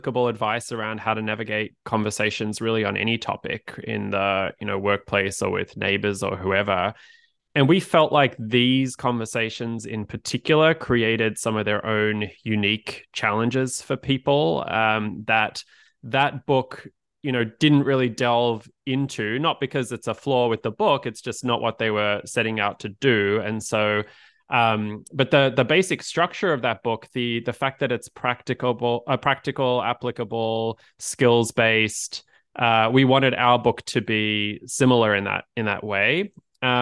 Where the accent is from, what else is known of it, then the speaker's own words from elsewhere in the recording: Australia; moved away as an adult; now in United States; as you could probably tell by my accent, I'm originally from Australia, moved to the US about a decade ago